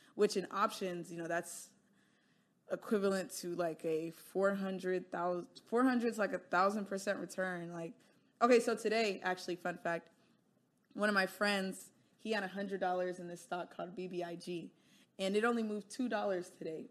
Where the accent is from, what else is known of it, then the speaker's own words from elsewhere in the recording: United States; I am Nigerian, right? But I live and was born and grew up in America